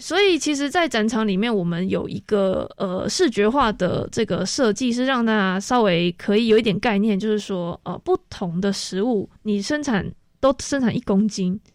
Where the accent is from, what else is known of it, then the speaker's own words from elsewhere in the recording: Taiwan; 我们台湾人其实吃最多的就是猪肉跟鸡肉